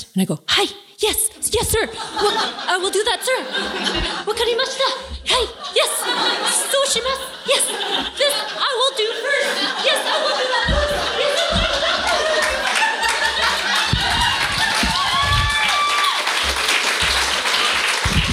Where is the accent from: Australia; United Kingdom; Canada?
Canada; I was born here. So I'm Canadian born